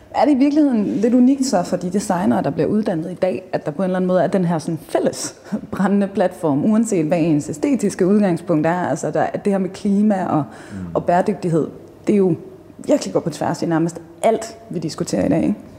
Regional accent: Jutland, Denmark; jeg er jo fra Jylland, så selvfølgelig har man reddet på hest

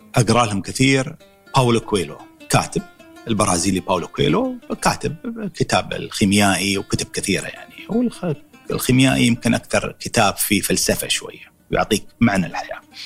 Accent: Dubai, United Arab Emirates; ولدت 1963 في دبي

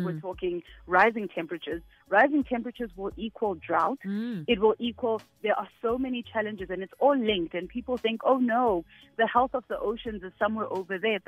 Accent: Soweto, Gauteng, South Africa; I grew up in Soweto. I'm a girl from Soweto. I grew up there my entire life.

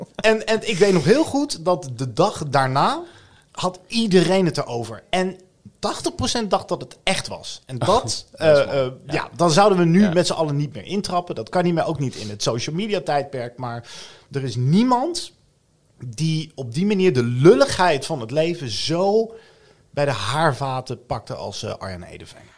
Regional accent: The Hague, South Holland, Netherlands; accent: Haags; ik ben volgens mij een Hagenaar. Dat heeft te maken met eh, of je van het zand of het veen komt.

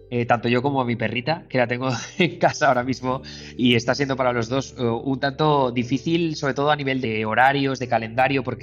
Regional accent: Alcoy, Valencian Community, Spain; moved away; also born or lived in New York; jugar al Fortnite con dos de mis mejores amigos de Alcoy, de mi tierra

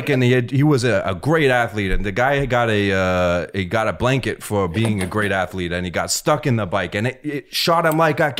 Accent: East Coast, United States; Nah, I grew up on the East Coast.

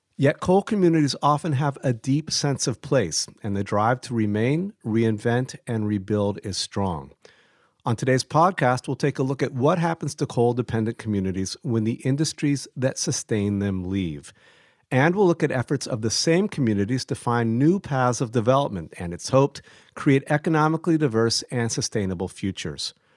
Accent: Ohio, United States; I'm originally from Ohio

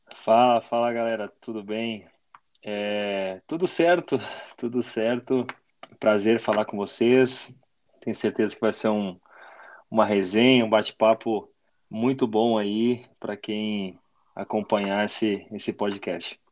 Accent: near Caxias do Sul, Rio Grande do Sul, Brazil; moved away as an adult; mais perto né, da, da, das minhas origens, né, perto da, da, da minha terra

